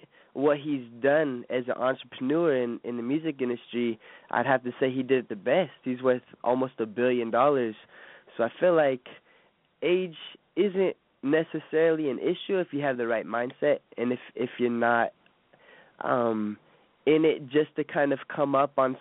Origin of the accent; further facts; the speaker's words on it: Bay Area, California, United States; I'm from the Bay Area, so I got to go for the San Francisco Giants